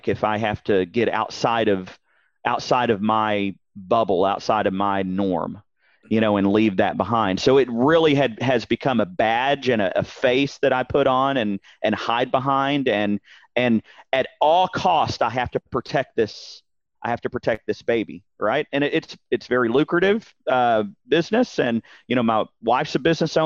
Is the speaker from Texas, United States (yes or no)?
yes; Dallas, Texas, United States; born and raised in Dallas-Fort Worth, heart of Texas